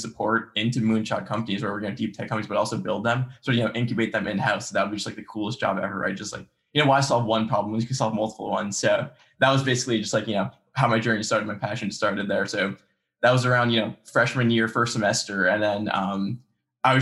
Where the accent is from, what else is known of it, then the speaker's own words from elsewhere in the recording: New Jersey, United States; grew up, I've lived my entire life in Central Jersey